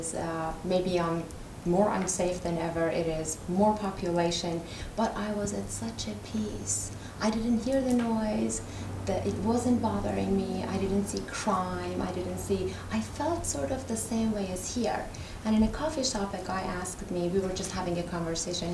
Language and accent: English; Iran; moved away; I'm from Iran